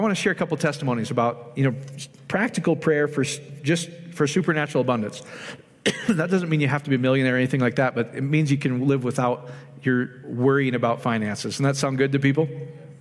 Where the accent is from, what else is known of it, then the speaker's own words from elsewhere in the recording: Iowa, United States; my little hometown in Iowa